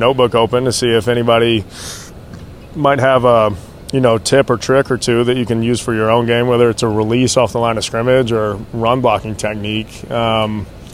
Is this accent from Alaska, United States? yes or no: no; Nashville, Tennessee, United States; moved away as an adult; also born or lived in Mississippi; now in Buffalo, United States; growing up in Nashville